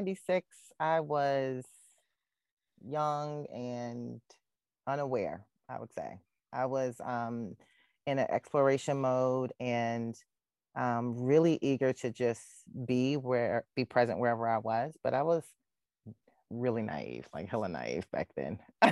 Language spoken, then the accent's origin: English; Syracuse, New York, United States; moved away as an adult; also born or lived in Charlotte, North Carolina; now in Raleigh, United States; So I was born and raised in Syracuse, New York, which is like 45 miles away from Hamilton.